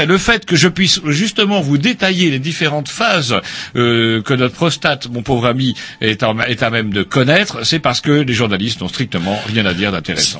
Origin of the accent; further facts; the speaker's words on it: Plérin, Brittany, France; Plérin, c'est mon bled.